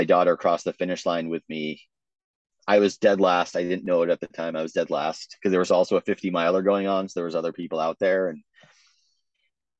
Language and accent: English; Vermont, United States; growing up in Vermont, I wanted to do the Vermont Marathon